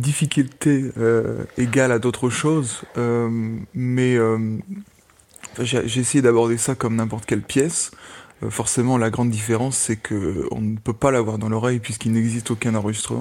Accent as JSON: {"language": "French", "country": "France", "also_born_or_lived": "Amsterdam, Netherlands", "first_language": "French", "moved": "as an adult", "lives_now": "Germany", "said": "en tant que Français, j'habite actuellement en Allemagne, j'ai étudié à Amsterdam"}